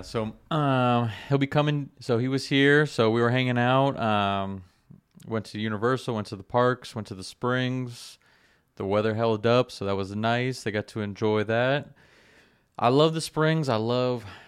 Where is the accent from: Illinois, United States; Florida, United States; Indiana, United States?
Florida, United States; South; I grew up in South Florida, you know, jumping in the canals